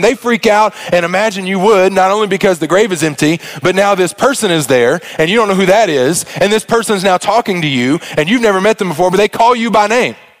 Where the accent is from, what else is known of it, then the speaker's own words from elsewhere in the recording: Arkansas, United States; moved away; I'm from Arkansas, and so we just say things a little different y'all do around these parts